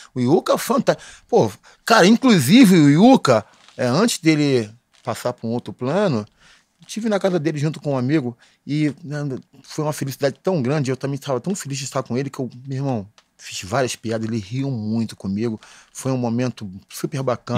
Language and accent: Portuguese; Baixada Fluminense, Rio de Janeiro, Brazil; Morando na Baixada Fluminense